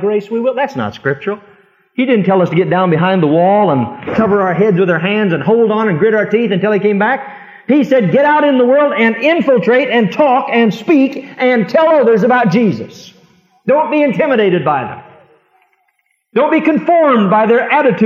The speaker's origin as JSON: {"language": "English", "town": "Fremont", "country": "United States", "tie": "born or raised there", "moved": "yes", "said": "my little hometown in Fremont"}